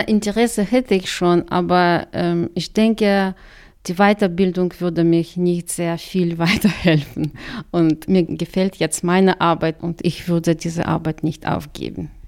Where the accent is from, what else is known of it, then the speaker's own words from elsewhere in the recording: Karaganda, Karaganda Region, Kazakhstan; first language Russian; German is a second language; moved away as an adult; also born or lived in Khabarovsk, Russia; now in Chemnitz, Germany; Ich habe in der Stadt das ganze Leben eigentlich verbracht und jetzt bin ich halt in Chemnitz.